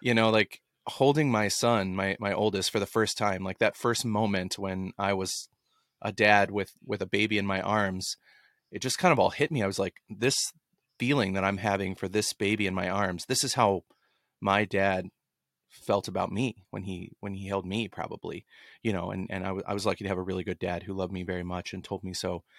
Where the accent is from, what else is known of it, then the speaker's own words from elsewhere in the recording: Dallas, Texas, United States; growing up in Dallas